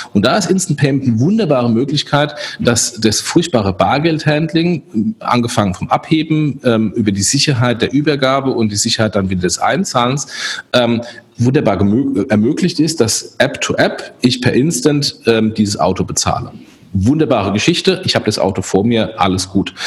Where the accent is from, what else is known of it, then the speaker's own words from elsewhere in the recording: Germany; wir als Deutsche